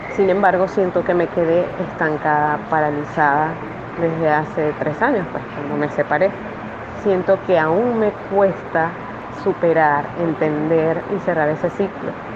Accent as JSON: {"language": "Spanish", "country": "Venezuela", "moved": "yes", "lives_now": "Ecuador", "said": "yo estoy en Ecuador, somos venezolanos."}